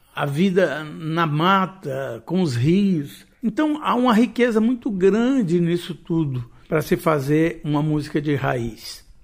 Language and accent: Portuguese; Goiás, Brazil; tanto eu quanto Marlene nós somos goianos